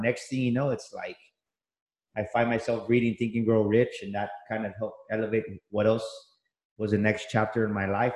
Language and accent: English; San Antonio, Texas, United States; I grew up here, born and raised in San Antonio